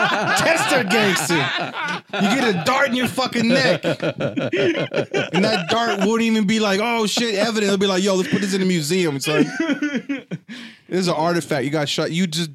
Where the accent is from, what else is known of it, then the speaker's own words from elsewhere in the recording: United States; I'm American.